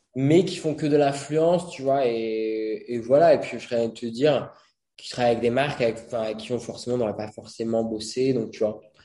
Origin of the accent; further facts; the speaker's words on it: Brittany, France; moved away; je suis breton j'y retourne assez souvent